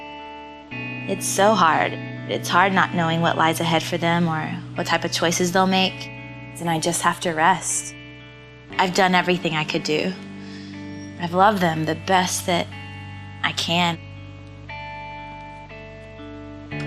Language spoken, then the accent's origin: English; Georgia, United States; born or raised there